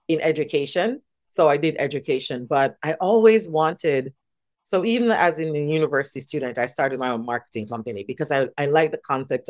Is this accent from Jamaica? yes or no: yes; Saint Mary, Jamaica; moved away as an adult; also born or lived in Tochigi, Japan; now in Tokyo, Japan; I'm from St. Mary. Right. I'm from the countryside